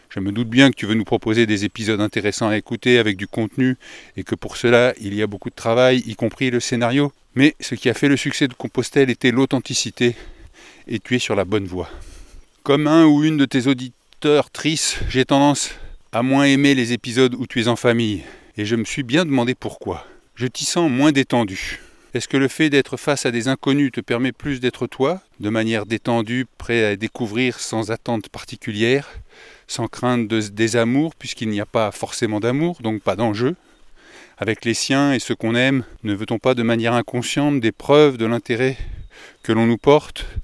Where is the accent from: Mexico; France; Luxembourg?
France; Grand Est; Tu m'accueillis dès le départ car je suis originaire de Meuse.